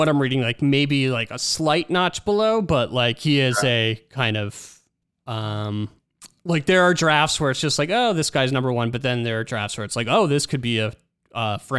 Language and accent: English; Demarest, New Jersey, United States; I grew up in New Jersey as well